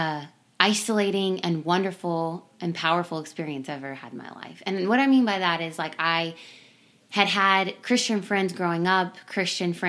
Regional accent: Simpsonville, Kentucky, United States; I grew up in Kentucky, in Simpsonville, Kentucky.

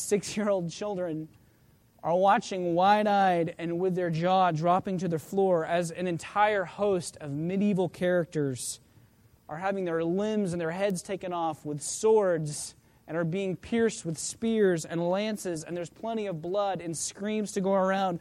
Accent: just outside of Oklahoma City, United States; the church that I grew up in just outside of Oklahoma City

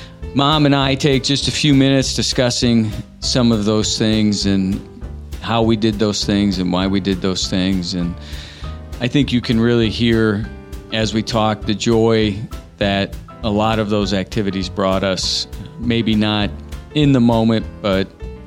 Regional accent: Indiana, United States; being born and raised in Indiana, but growing up in Los Angeles

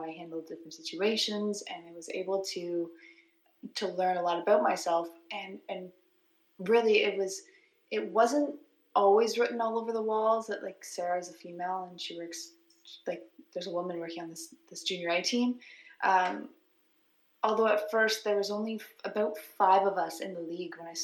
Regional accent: Brighton, Ontario, Canada; I grew up in the Quinney area, actually grew up in Brighton

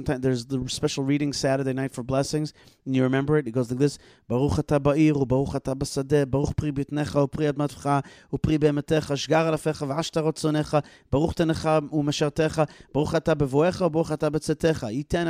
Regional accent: Odesa, Odesa Oblast, Ukraine; I'm like, I'm also from Odessa. But the other Odessa.

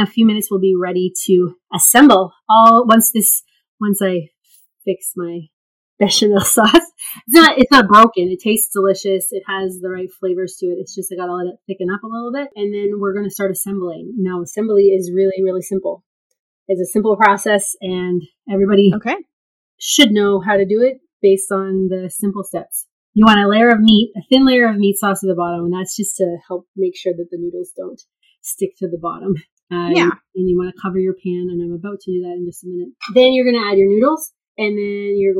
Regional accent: Canada; also born or lived in South Korea; I'm Canadian

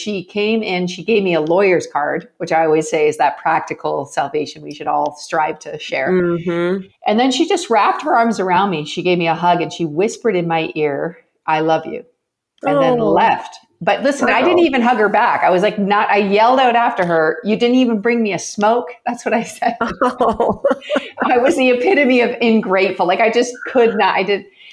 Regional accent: Canada; I'm Canadian, and in Canada, hockey night in Canada was a big deal when I was growing up

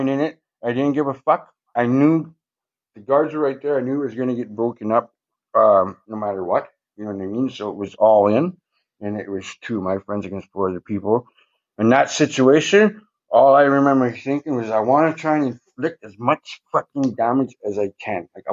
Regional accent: Thunder Bay, Ontario, Canada; also born or lived in Pays Plat First Nation; I'm from Thunder Bay. My reserve is Pace Platte.

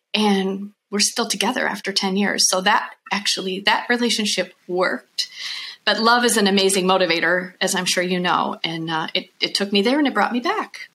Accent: Iowa, United States; moved away as an adult; now in Italy; I'm a girl from Iowa to start with, um, and Midwestern girl

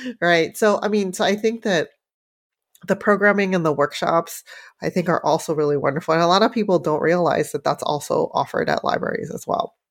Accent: San Francisco, California, United States; growing up in San Francisco, Chinatown, you know, when I was very, very young

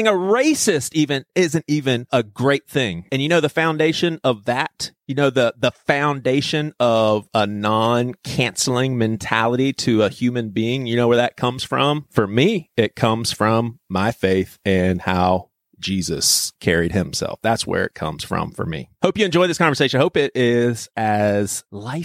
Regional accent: Charleston, South Carolina, United States; Robbie and I, we're both from Charleston, South Carolina

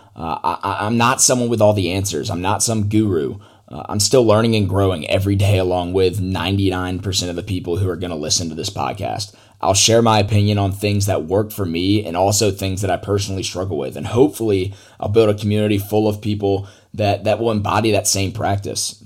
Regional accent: Atlanta, Georgia, United States; I grew up in Atlanta, Georgia

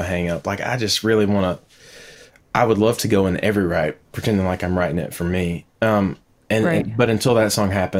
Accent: the South, United States; growing up in the South

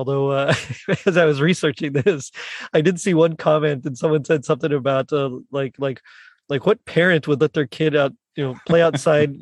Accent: South Texas, United States; I'm from South Texas, so we didn't have snow

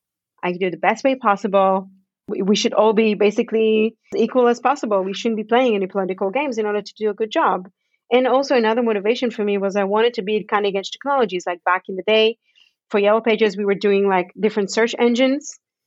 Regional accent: Canada; born there; we moved to Canada together because I was born in Canada, so I have Canadian citizenship.

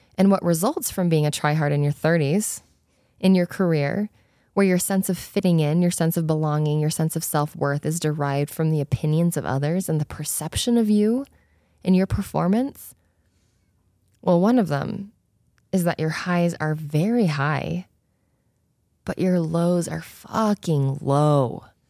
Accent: Spanish Fork, Utah, United States; also born or lived in South Korea; I was born in South Korea. I was adopted as a baby, and I grew up in Spanish Fork, Utah

